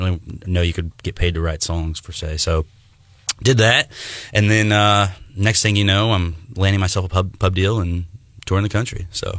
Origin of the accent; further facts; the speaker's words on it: right outside Kansas City, Missouri, United States; I was born and raised right outside Kansas City. So I grew up around a lot of K-State and KU fans